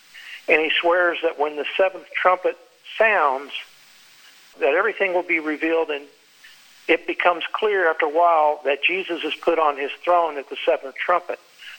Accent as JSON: {"language": "English", "region": "Texas", "country": "United States", "tie": "born or raised there", "lives_now": "Florida, United States", "said": "You know, I'm in Florida, so we have hurricanes all the time. And when I grew up in Texas, there were tornadoes."}